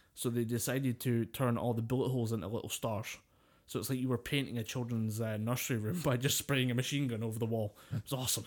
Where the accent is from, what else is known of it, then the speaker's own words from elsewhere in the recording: United Kingdom; we're British, we've grown up with a kinda folklore